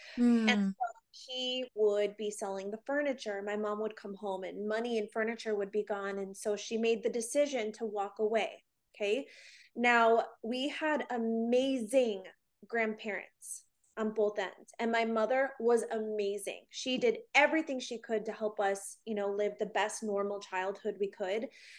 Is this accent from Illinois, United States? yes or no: yes; Illinois, United States; born there; So I was actually born in Illinois, and okay.